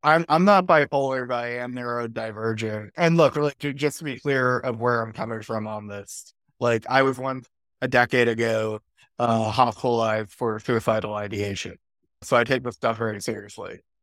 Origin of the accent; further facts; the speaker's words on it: United States; as an American